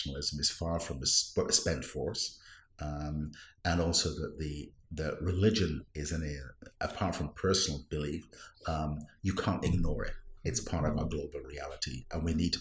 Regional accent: Wales, United Kingdom; first language Welsh; English is a second language; now in Santa Clara, United States; My native language is not English, it's Welsh

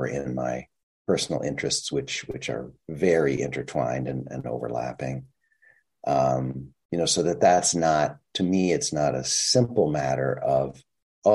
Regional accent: Minnesota, United States; I'm from Minnesota

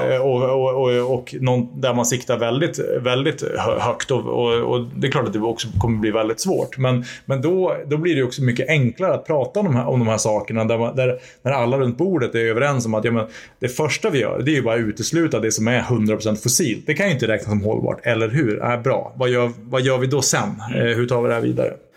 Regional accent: Örnsköldsvik, Västernorrland County, Sweden; min hemstad Örnsköldsvik

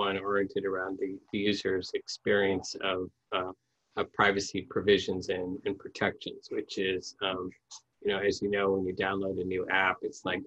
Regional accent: Midwest, United States; I grew up in the Midwest

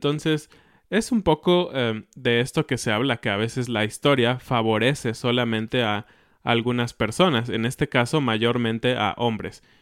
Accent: Mexico; Así es, esta semana es una fecha muy especial para nosotros como mexicanos.

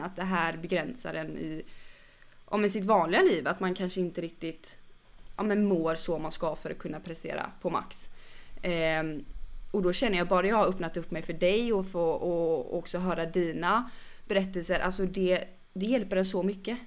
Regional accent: Gothenburg, Västra Götaland, Sweden; moved away; är jag inte från Stockholm, jag är från Göteborg

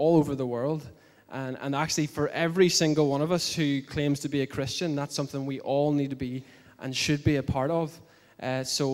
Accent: Bangor, Northern Ireland, United Kingdom; I come from Bangor, from this church

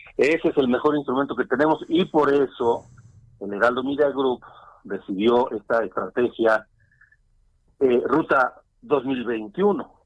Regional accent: Mexico; como mexicanos

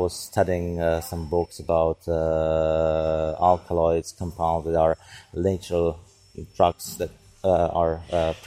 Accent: Prague, Czechia; I'm from Czech Republic. I'm from Prague. I was born in Prague. And most of my life I spent in Prague

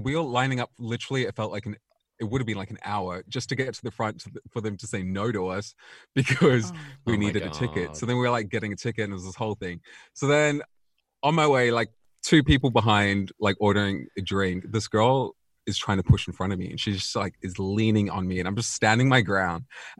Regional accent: South Africa; I think like growing up in South Africa, generally everyone is quite religious there.

